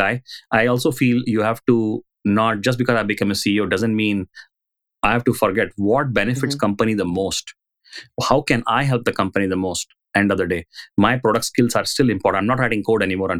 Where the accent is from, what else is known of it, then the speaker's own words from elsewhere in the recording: India; now in San Francisco Bay Area, United States; I was growing up in India